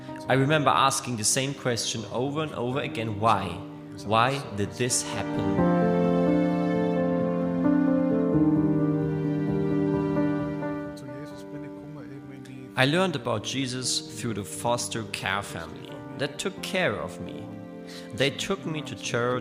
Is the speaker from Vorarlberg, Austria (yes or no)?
yes; Bregenz, Vorarlberg, Austria; my hometown of Bregenz